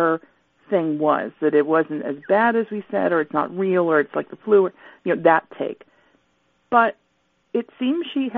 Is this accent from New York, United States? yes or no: no; Johnstown, Pennsylvania, United States; I was born in Johnstown.